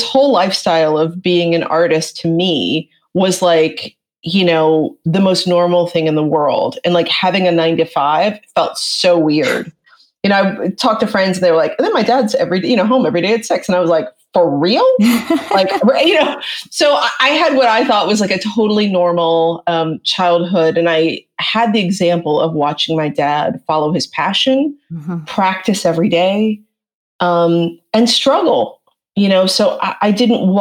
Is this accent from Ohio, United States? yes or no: yes; Dayton, Ohio, United States; I'm a Midwestern girl from Dayton, Ohio